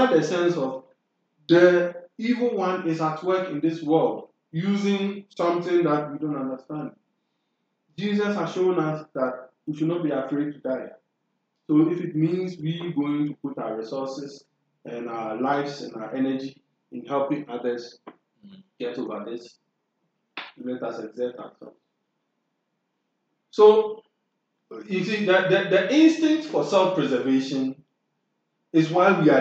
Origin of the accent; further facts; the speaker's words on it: Ghana; We as Ghanaian Christians